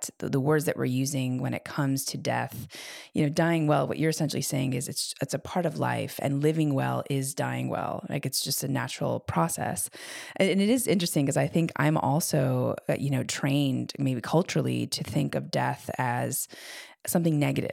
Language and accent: English; United States; grew up Iraqi American